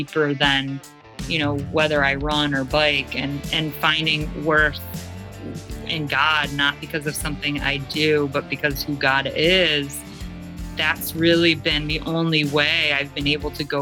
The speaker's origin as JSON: {"language": "English", "town": "Cleveland", "region": "Ohio", "country": "United States", "tie": "born or raised there", "also_born_or_lived": "Australia", "moved": "as an adult", "said": "I am from Cleveland, Ohio, originally"}